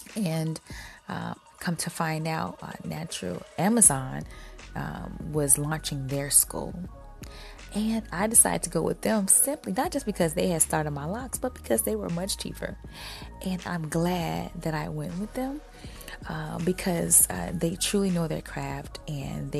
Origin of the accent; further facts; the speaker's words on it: Chicago, Illinois, United States; my hometown of Chicago